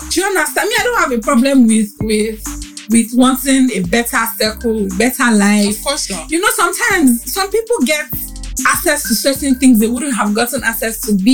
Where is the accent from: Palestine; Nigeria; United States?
Nigeria; Ebute Metta, Lagos; that for someone like me that grew up in Ebute Metta. I grew up in Ebute Metta